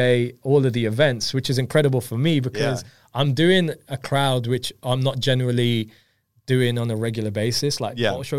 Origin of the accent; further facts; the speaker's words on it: India; I'm Indian myself, so